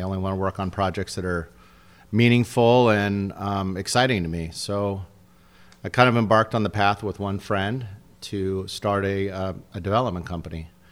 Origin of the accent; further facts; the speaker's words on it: San Diego, California, United States; also born or lived in Los Angeles / Del Mar; I grew up in, I'm a native San Diego.